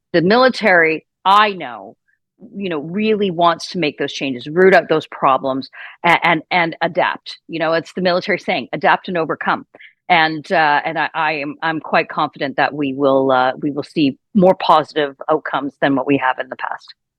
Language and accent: English; Saskatchewan, Canada; moved away as an adult; also born or lived in Ontario; now in Toronto, Canada; I grew up in Saskatchewan, born and raised in Saskatchewan